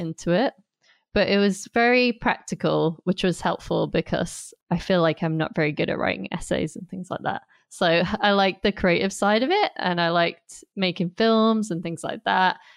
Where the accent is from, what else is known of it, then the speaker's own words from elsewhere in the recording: Durham, North East England, United Kingdom; moved away as an adult; also born or lived in Staffordshire; now in London, United Kingdom; I'm originally from Durham, which is in the northeast of England, and I live in London now